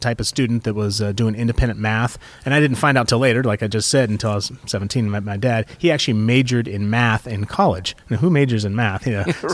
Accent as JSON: {"language": "English", "town": "Placerville", "region": "California", "country": "United States", "tie": "born or raised there", "also_born_or_lived": "Santa Rosa, California / Woodland, California", "lives_now": "Petaluma, United States", "said": "I grew up in Placerville"}